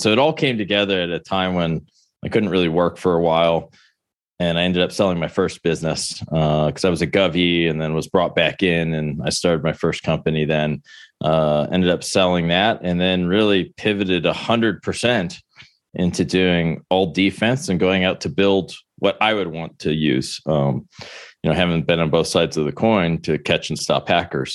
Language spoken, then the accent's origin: English; Buffalo, New York, United States; moved away as an adult; also born or lived in Maryland; growing up in Buffalo, which isn't exactly a hub of, you know, tennis